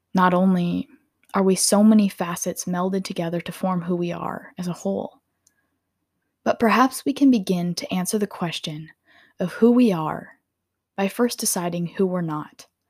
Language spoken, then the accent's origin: English; Minnesota, United States; I'm from Minnesota, and I live about thirty to forty minutes outside of Minneapolis.